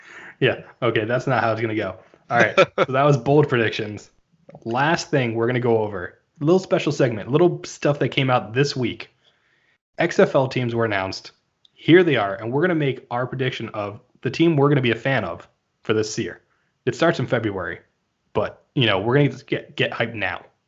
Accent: New Jersey, United States; moved away; originally from New Jersey

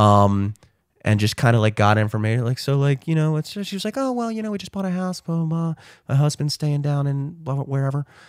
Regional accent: Towson, Maryland, United States; I'm fucking from Towson

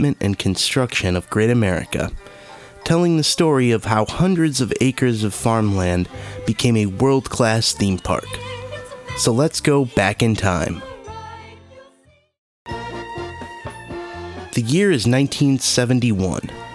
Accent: Chicago suburbs, Illinois, United States; since I was a nerdy teenager growing up in the Chicago suburbs

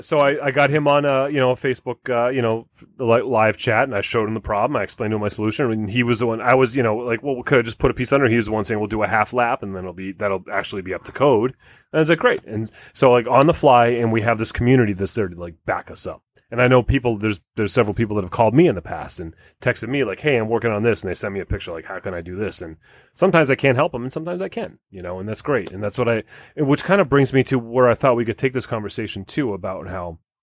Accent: United States; We're American

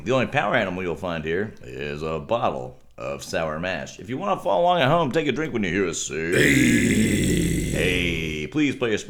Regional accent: Rio Grande Valley, Texas, United States; moved away; I'm from the Valley. We have citrus

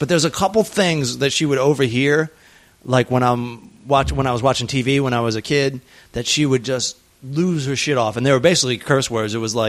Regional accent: Southern Maryland, United States; we grew up in Southern Maryland

